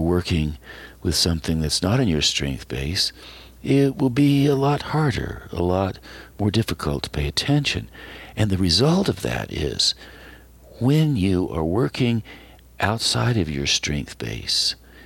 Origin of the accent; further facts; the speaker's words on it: Western North Carolina, United States; I was a boy growing up in Western North Carolina, I played Appalachian music with my father